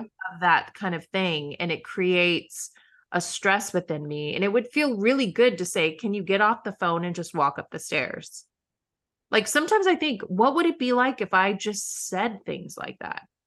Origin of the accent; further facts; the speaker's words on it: Midwest, United States; now in New York City, United States; I grew up in the Midwest